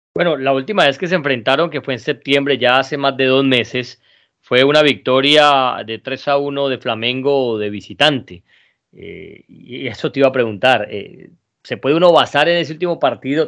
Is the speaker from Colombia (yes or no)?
yes; Colombia; nosotros que somos colombianos